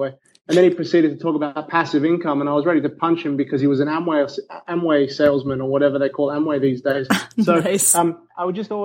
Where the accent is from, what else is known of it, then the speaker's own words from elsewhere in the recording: Australia; I'm Australian